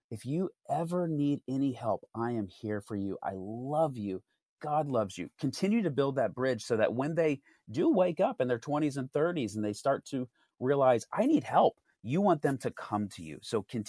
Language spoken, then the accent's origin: English; New York, United States; I grew up in New York.